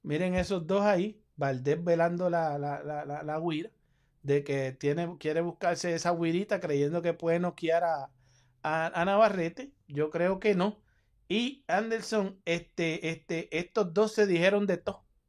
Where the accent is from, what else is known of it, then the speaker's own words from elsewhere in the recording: Puerto Rico; yo soy boricua